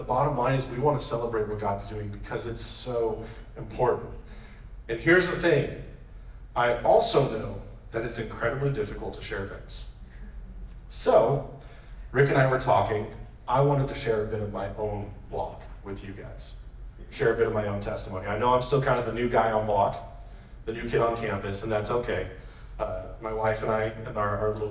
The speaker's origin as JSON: {"language": "English", "town": "Yakima", "region": "Washington", "country": "United States", "tie": "born or raised there", "also_born_or_lived": "Spokane", "said": "I'm from Yakima"}